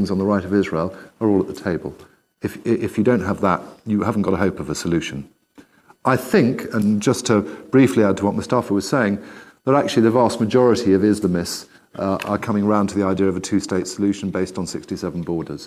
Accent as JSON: {"language": "English", "country": "United Kingdom", "tie": "born or raised there", "said": "I grew up in the United Kingdom"}